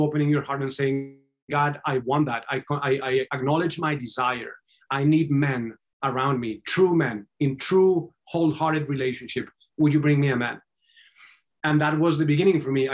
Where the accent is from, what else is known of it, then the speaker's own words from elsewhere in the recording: Colombia; moved away; I was born and raised in Colombia